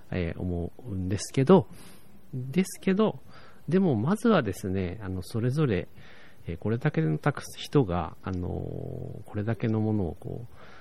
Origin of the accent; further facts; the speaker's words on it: Tokyo, Japan; moved away; 僕、東京出身で